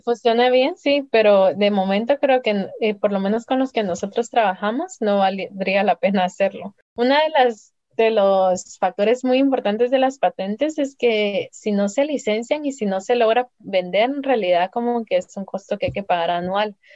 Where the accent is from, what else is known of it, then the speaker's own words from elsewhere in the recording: San Juan Sacatepéquez, Guatemala Department, Guatemala; moved away; also born or lived in Spain / California; yo crecí no solo en el Milagro, sino en Ciudad Quetzal o cerca de Ciudad Quetzal, en un lugar que se llama San Francisco del Bosque